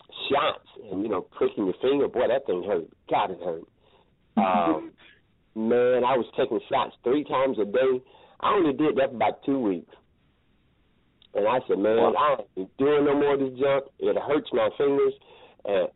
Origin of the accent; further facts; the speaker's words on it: Columbus, Georgia, United States; also born or lived in Alabama; grew up in Columbus, Georgia